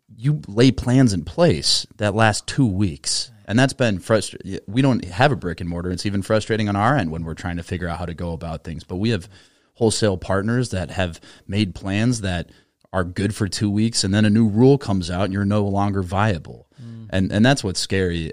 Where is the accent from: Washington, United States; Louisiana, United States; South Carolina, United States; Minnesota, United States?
Minnesota, United States; an American born and raised in Minnesota